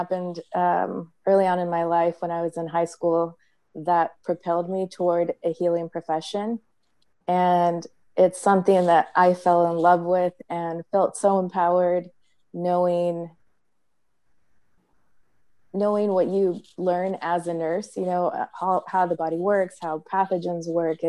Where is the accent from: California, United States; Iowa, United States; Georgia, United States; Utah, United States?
California, United States; Central; moved away as an adult; also born or lived in San Francisco; now in Maryland, United States; I grew up in Central California in a small town. It had about 2,000 people, farm labor community.